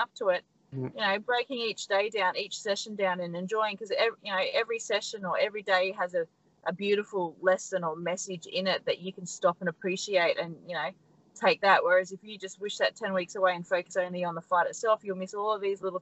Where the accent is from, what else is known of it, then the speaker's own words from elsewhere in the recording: Australia; We're very, very lucky to be Australians.